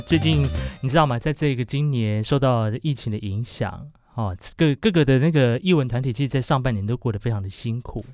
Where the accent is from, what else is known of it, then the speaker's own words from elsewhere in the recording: Hualien County, Taiwan; moved away; 这个地方呢，是咱们的家乡